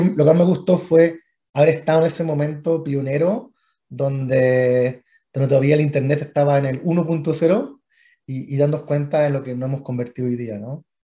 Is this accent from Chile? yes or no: yes; Chile; estoy ya eh, hace, hace, mucho tiempo en, en, en Chile, donde básicamente me crié